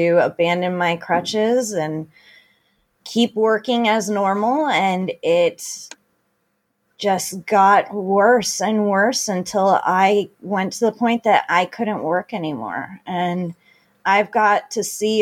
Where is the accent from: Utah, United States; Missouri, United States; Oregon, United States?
Oregon, United States; Beaverton or Hillsboro; also born or lived in California; I am from Beaverton or Hillsboro, Oregon. I was born and raised in this district.